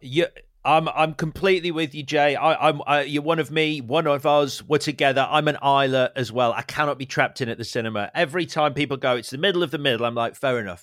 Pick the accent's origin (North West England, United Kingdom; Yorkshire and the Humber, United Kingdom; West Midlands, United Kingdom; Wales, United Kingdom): Yorkshire and the Humber, United Kingdom; Leeds; I grew up in Leeds